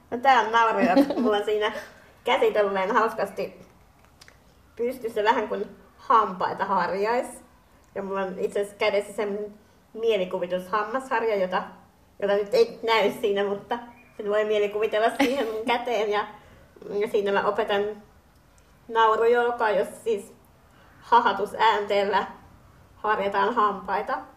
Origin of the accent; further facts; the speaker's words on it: Finland; olen kotoisin Suomesta